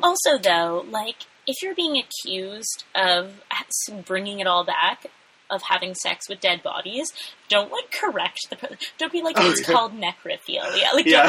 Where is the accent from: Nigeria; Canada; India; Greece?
Canada; Toronto, Ontario